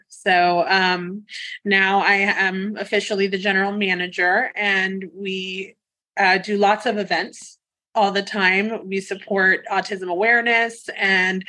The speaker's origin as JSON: {"language": "English", "town": "Loxahatchee", "region": "Florida", "country": "United States", "tie": "born or raised there", "also_born_or_lived": "Miami, Florida / West Palm Beach, Florida / Wellington, Florida / New York City", "lives_now": "Jupiter, United States", "said": "I was actually born and raised in Miami. And I came up to West Palm when I was in second grade"}